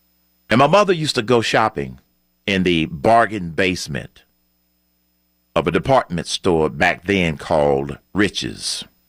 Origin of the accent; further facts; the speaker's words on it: Atlanta, Georgia, United States; I grew up in Atlanta. I attended elementary school in Atlanta. I attended high school in Atlanta. I attended college in Atlanta, Morehouse College.